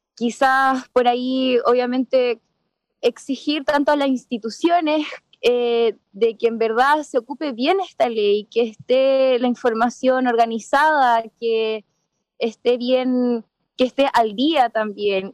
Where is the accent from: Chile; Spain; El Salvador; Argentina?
Chile; Choapa, Coquimbo; de chica salí del colegio de Chuapa